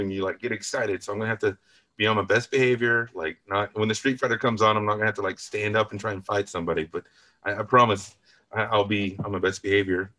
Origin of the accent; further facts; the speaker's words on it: West Texas, United States; I'm from West Texas